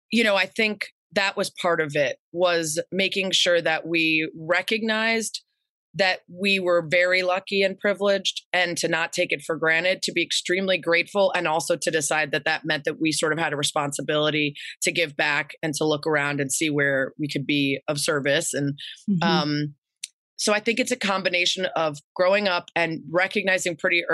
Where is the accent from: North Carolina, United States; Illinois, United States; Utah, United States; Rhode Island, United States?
Illinois, United States; Lake Forest; I grew up in Lake Forest. It's about 45 minutes north of Chicago.